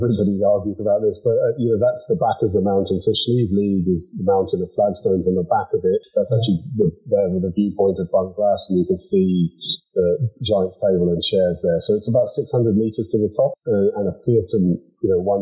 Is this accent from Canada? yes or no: no; England, United Kingdom; now in County Donegal, Ireland; I was born in England and brought up there